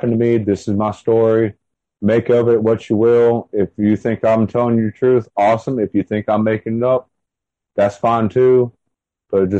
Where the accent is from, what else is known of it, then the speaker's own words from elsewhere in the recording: the South, United States; accent: Southern; also born or lived in South Carolina / North Carolina; you have to excuse my accent and everything because I am from the South